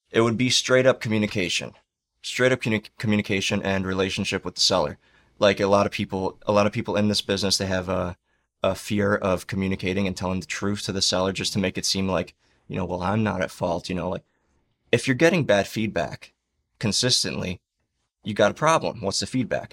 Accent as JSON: {"language": "English", "town": "Chicago", "region": "Illinois", "country": "United States", "moved": "yes", "lives_now": "Florida, United States", "said": "we're both from Chicago"}